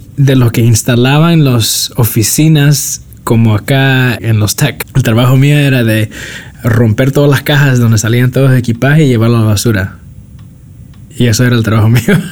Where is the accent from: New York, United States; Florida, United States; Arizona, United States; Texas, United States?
New York, United States; New York City; now in Redwood City, United States; nací, nací en el sur del Bronx y me crecí en Nueva York